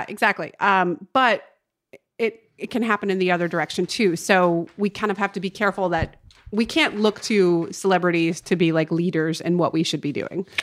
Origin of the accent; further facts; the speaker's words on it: North Carolina, United States; now in Los Angeles, United States; my hometown in North Carolina